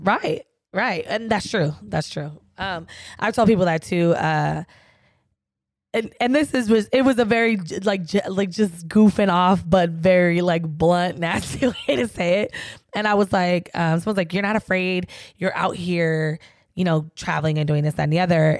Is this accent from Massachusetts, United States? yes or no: no; San Diego, California, United States; my hometown, San Diego